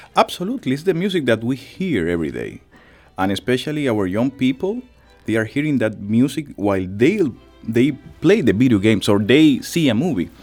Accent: Dominican Republic; moved away; my country, the Dominican Republic

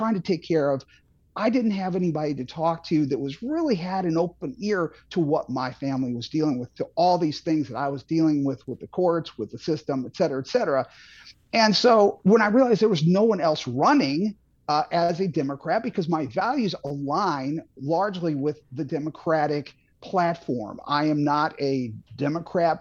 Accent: St. Charles, Missouri, United States; also born or lived in Boston / Franklin County, Missouri; now in Eureka, United States; I grew up in St. Charles, Missouri

